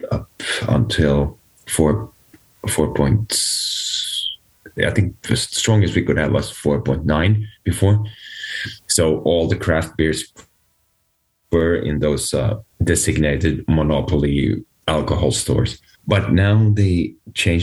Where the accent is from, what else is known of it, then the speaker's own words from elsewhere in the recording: Finland; there's this big brewery back in my hometown